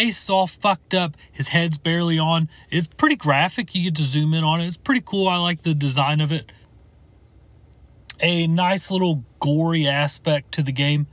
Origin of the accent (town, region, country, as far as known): United States